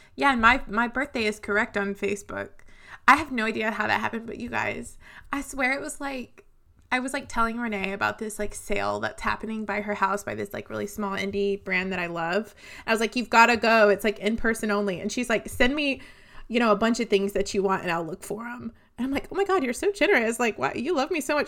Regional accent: New England, United States; growing up in New England

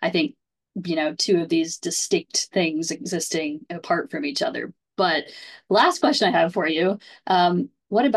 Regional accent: Ohio, United States; my home state of Ohio

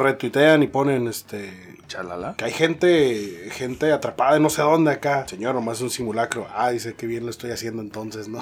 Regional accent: Tecate, Baja California, Mexico; soy de Tecate

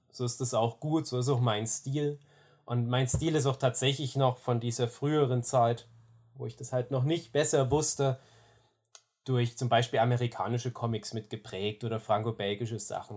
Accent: Erzgebirge, Saxony, Germany; ich bin Aus dem Erzgebirge ursprünglich

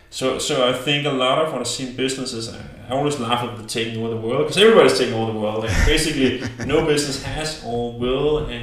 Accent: Denmark; we come from Denmark, everything's big. Like, we are smaller than Hamburg.

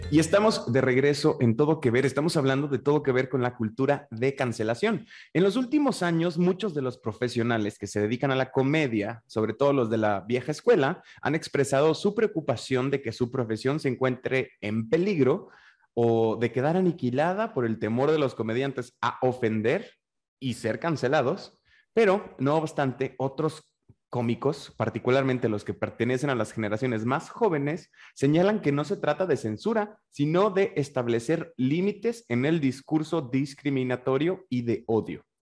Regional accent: northern Mexico, Mexico; por norteño

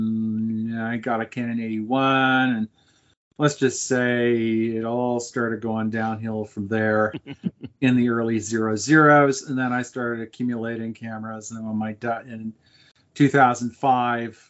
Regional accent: Montreal, Quebec, Canada; I grew up in Montreal

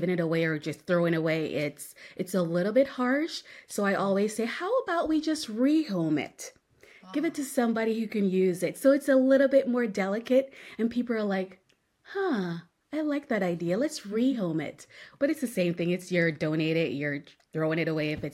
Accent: Jamaica; moved away as an adult; also born or lived in Bahamas; now in Buda, United States; I was born in Jamaica. I moved to the Bahamas right after graduating high school

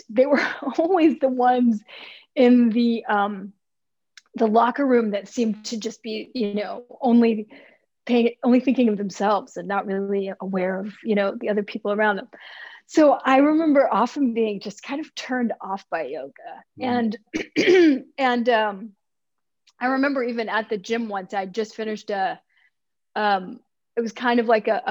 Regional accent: Texas, United States; I grew up in Texas in the 70s and 80s.

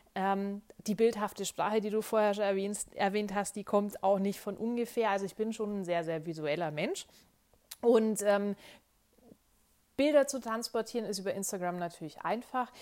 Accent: Bavaria, Germany; now in Munich, Germany; Ich bin äh, hier aufgewachsen

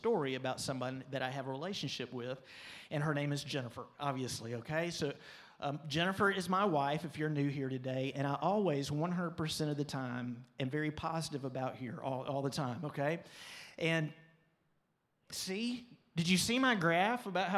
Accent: Pensacola, Florida, United States; also born or lived in Birmingham, Alabama; This was all in Pensacola. We were growing up in Pensacola

